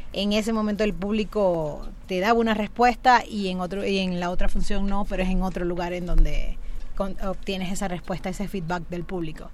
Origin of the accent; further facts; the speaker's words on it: Maracaibo, Zulia, Venezuela; moved away as an adult; now in Mexico; yo soy venezolana y bueno, desde que tengo 16 años, ahorita tengo 35, este, estoy haciendo teatro en, Maracaibo, en mi ciudad